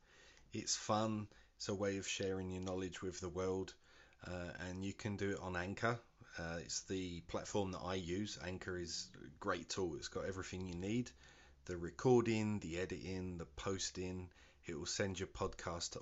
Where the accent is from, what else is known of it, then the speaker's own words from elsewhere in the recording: London, United Kingdom; accent: Cockney; moved away; also born or lived in Brazil; I am the …